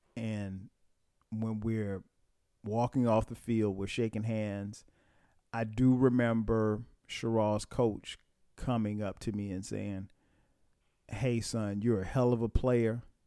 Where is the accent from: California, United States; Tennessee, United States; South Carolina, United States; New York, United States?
South Carolina, United States; Florence; I'm from Florence.